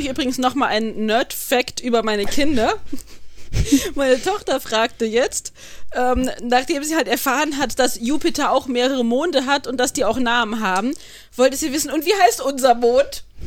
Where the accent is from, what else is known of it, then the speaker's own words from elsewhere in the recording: Rhineland-Palatinate, Germany; accent: Pfälzisch; ich red pelsisch